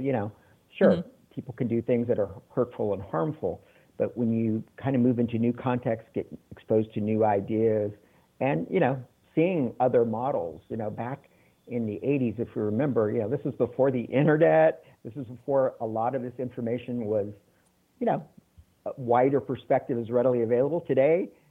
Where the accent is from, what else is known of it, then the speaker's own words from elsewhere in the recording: San Antonio, Texas, United States; also born or lived in Mexico City / Taiwan; now in Chicago, United States; I'm originally from Texas, San Antonio, one of six kids, and grew up in a family where education was very important